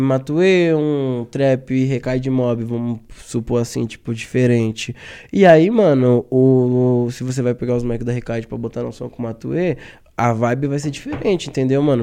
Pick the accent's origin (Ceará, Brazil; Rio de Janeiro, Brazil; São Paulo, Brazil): São Paulo, Brazil; nós que é paulista